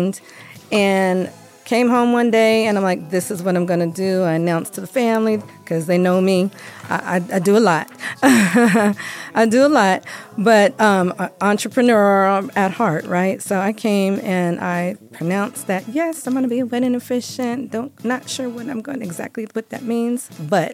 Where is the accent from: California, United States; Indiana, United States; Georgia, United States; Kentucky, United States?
California, United States; also born or lived in San Jose / Sacramento; now in Las Vegas, United States; I am from California.